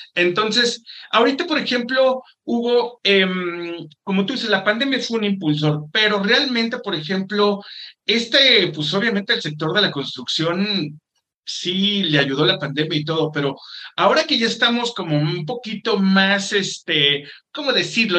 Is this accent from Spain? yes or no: no; Mexico; yo también como mexicano